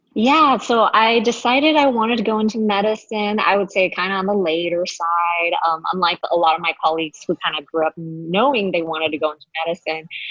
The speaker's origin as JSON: {"language": "English", "town": "Los Angeles", "region": "California", "country": "United States", "also_born_or_lived": "Honolulu, Hawaii", "said": "we're actually both from San Gabriel Valley"}